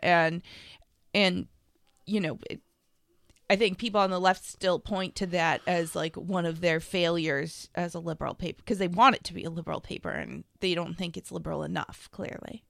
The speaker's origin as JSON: {"language": "English", "town": "Lexington", "country": "United States", "tie": "born or raised there", "said": "growing up in Lexington, where there are a lot of Jewish progressives in Lexington"}